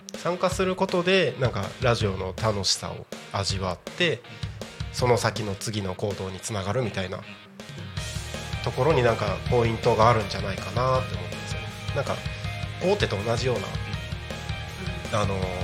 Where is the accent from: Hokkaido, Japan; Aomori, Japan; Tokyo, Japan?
Aomori, Japan; Takko; moved away; also born or lived in Tako, Chiba; 僕地元が青森県の田子町で